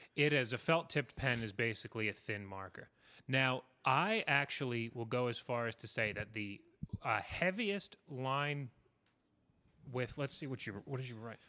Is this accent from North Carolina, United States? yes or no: no; New York City, New York, United States; I grew up in New York City.